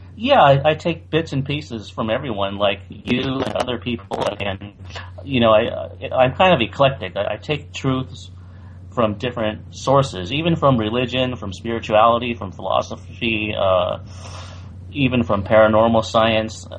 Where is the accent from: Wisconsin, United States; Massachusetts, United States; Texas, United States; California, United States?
California, United States; San Francisco Bay Area; also born or lived in Taiwan; I grew up in the San Francisco Bay Area in California, and I came to the United States when I was three